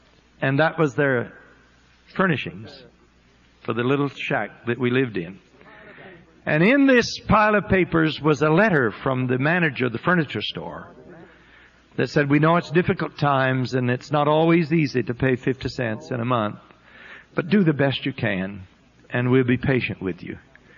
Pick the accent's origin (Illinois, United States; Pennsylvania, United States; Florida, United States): Florida, United States; born there; I was born in Northwest Florida, not too far from Pensacola, to a very poor family.